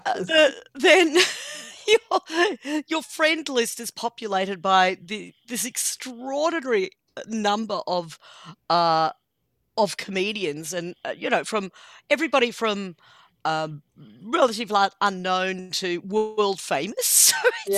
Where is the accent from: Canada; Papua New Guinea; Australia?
Australia; Ballarat, Victoria; my hometown of Ballarat